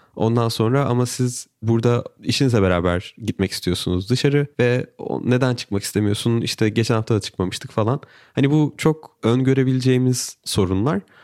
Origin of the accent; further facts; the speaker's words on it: Turkey; benim eşim Brezilyalı, ben Türk'üm